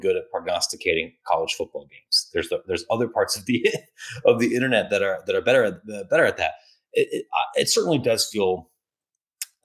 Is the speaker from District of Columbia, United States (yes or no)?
no; Ohio, United States; moved away; I grew up in Ohio